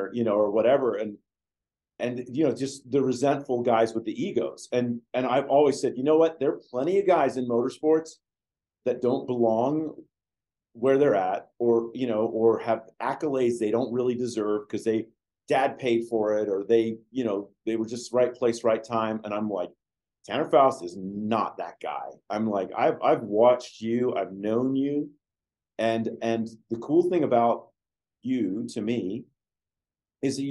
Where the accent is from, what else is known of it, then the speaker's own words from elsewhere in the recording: England, United Kingdom; moved away; I was born in England.